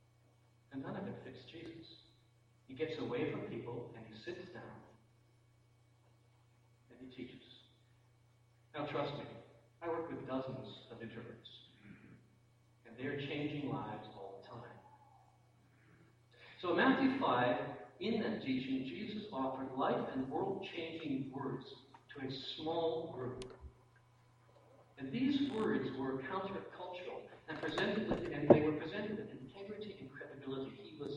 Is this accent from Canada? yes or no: yes; Canada; I'm a Canadian